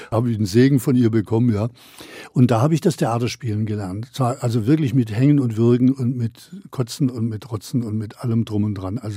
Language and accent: German; Baden-Württemberg, Germany; also als Schwabe in Berlin damals das Maul aufzumachen, das war und dann noch auf einer, auf einer Bühne